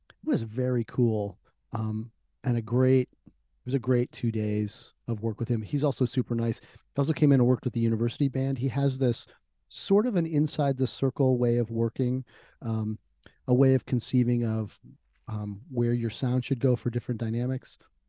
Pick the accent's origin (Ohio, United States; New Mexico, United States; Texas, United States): New Mexico, United States; Albuquerque; now in Huntsville, United States; I was born there. We spent about 10 minutes there before my father was transferred out to Albuquerque.